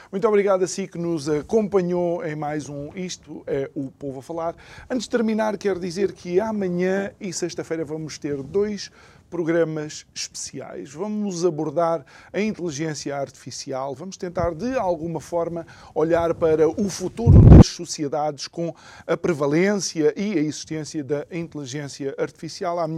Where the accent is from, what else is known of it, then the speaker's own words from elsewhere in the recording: Angola; born there; Portanto, eu próprio nasci tu, em Angola.